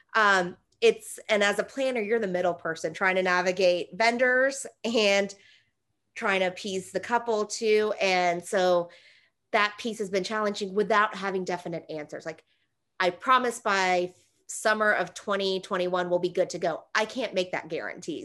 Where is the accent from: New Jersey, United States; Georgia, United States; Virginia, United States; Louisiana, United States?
Georgia, United States; Atlanta; I wasn't born here, but I was raised here. I went to Georgia State in Atlanta, so I'm from Atlanta